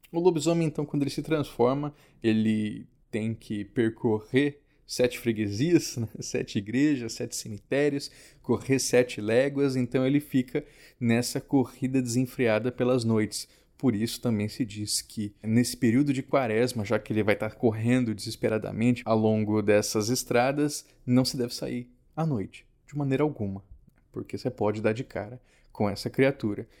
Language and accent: Portuguese; Mato Grosso do Sul, Brazil; Em Mato Grosso do Sul, a minha terra, era muito comum a gente substituir por sopa paraguaia ou chipaguaçu.